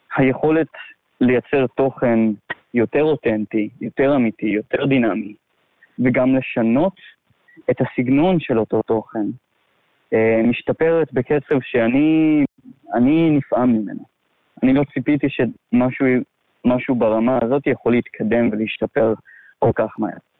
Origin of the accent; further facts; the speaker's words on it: a small moshav in the south of Israel, Southern District, Israel; moved away as an adult; now in Laos; גדלתי בארץ, במושב קטן, בדרום